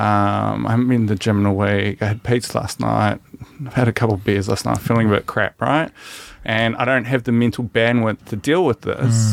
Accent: New Zealand; as Kiwi men

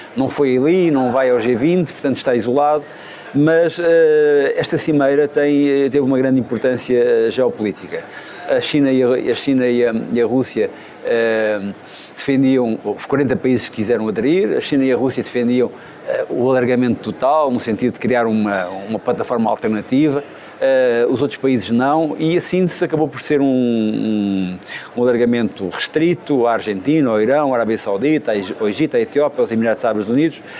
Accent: Óbidos, Centro, Portugal; now in Évora, Portugal; eu não nasci em Évora, nasci em Óbidos, mas Évora adotou-me

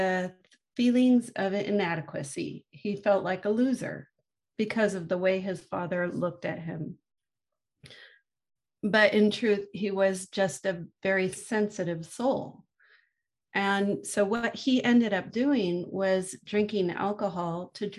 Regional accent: San Francisco, California, United States; I was born in San Francisco in the mid-1960s and lived in the Haight-Ashbury district

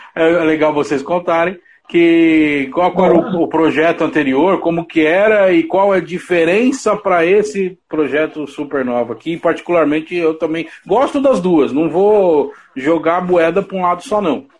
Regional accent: São Paulo, Brazil; eu sou da Zona Leste aqui de São Paulo

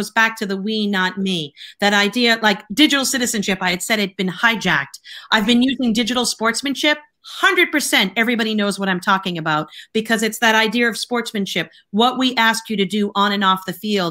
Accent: Boston, Massachusetts, United States; I'm Irish Catholic, that I grew up in Boston

